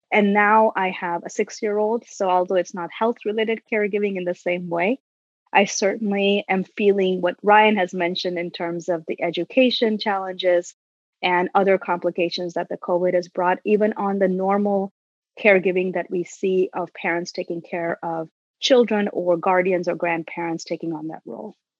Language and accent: English; India; moved away as an adult; now in United States; I grew up in India and moved here over two decades ago to pursue my graduate work.